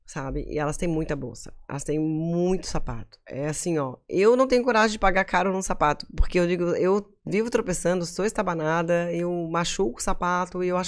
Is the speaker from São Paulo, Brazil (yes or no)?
no; Florianópolis, Santa Catarina, Brazil; Porque assim, a BK, pô, eu sou manezinha, meus pais tiveram loja, as pessoas sabem de onde eu sou, sabem onde eu moro.